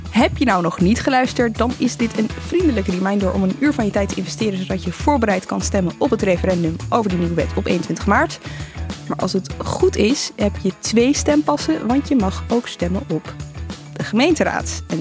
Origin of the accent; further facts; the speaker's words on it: Apeldoorn, Gelderland, Netherlands; ik kom zelf uit Apeldoorn